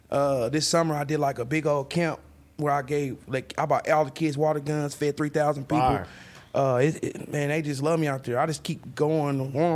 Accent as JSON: {"language": "English", "town": "Topeka", "region": "Kansas", "country": "United States", "said": "I'm from the Midwest. I'm talking about Kansas."}